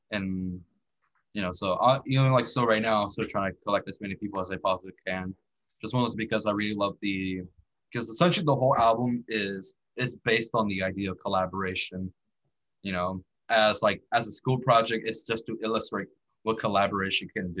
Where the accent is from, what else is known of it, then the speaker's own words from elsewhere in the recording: the Valley, Texas, United States; She's from Texas, where I'm from. I'm in from the Valley